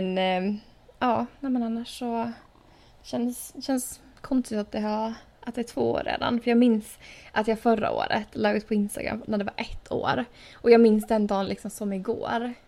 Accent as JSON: {"language": "Swedish", "country": "Åland Islands", "moved": "yes", "said": "hemma på Åland"}